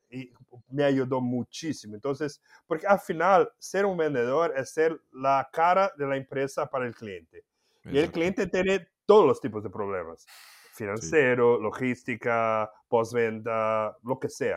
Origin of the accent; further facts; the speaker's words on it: Campinas, São Paulo, Brazil; Spanish is a second language; moved away as an adult; also born or lived in Mexico; una empresa de tecidos local ahí de Campinas, donde yo nací y viví